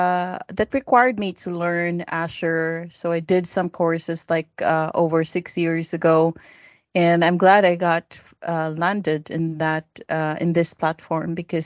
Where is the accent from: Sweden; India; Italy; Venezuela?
Sweden; I am from Sweden.